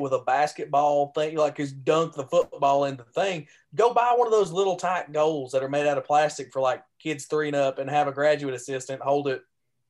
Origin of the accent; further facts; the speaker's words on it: Michigan, United States; I think my dad probably just like felt some pain in his chest in there as I said, I'm from Michigan.